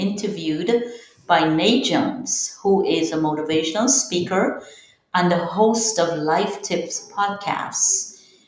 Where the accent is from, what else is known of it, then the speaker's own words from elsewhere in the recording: Guyana; moved away as an adult; now in United States; I am originally from Guyana, South America. Came here when I was barely 19